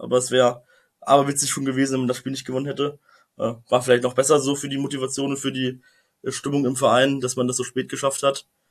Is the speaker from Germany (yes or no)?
yes; just outside Braunschweig, Lower Saxony, Germany; ich bin zwar nicht in Braunschweig aufgewachsen, äh, aber in Braunschweig geboren und mit Okerwasser getauft und äh, ja, direkt vor dem Tor von Braunschweig aufgewachsen